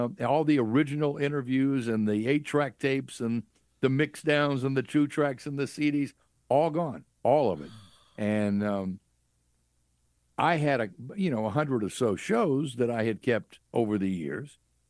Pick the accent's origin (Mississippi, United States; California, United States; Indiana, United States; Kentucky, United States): Mississippi, United States; Clarksdale; Clarksdale, Mississippi.